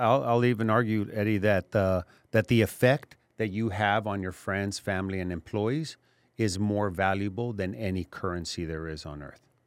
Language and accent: English; Laredo, Texas, United States; I grew up in Laredo